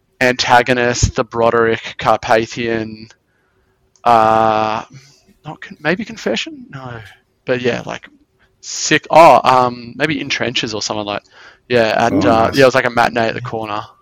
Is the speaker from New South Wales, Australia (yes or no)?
no; Belgrave, Victoria, Australia; I'm in Belgrave